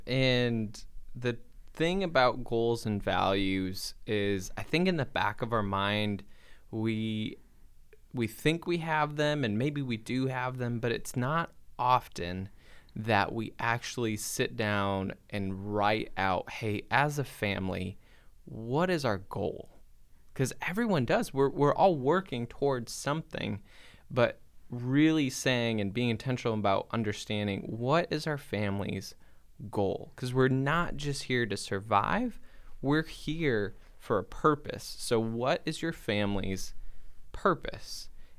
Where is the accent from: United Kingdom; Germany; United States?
United States; Wisconsin; Yeah, we grew up in Wisconsin on this like hobby farm.